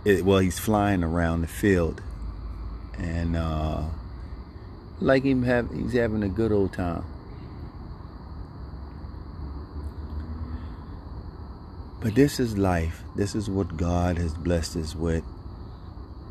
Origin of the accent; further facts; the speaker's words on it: Philadelphia, Pennsylvania, United States; growing up in Philadelphia